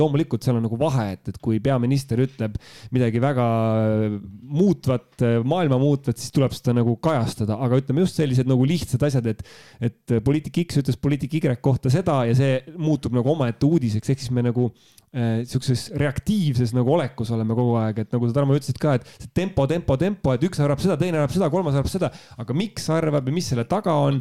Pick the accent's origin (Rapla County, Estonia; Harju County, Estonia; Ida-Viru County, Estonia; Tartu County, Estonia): Tartu County, Estonia; Tartu; ühe Tartu poisi jaoks